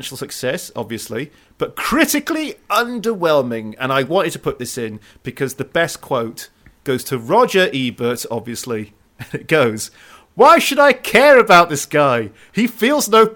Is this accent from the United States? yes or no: no; United Kingdom; we're British